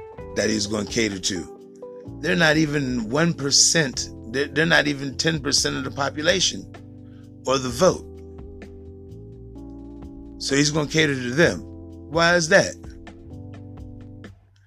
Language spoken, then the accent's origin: English; United States; we're foundational black Americans